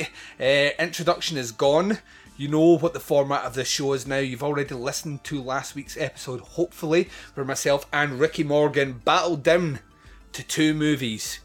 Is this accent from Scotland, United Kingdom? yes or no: yes; Scotland, United Kingdom; I'm Scottish